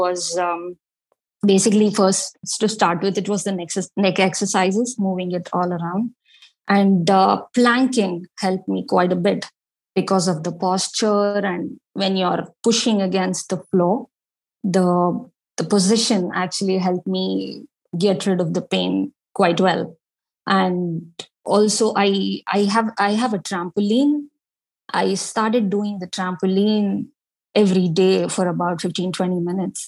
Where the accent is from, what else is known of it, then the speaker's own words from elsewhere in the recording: India; being Indian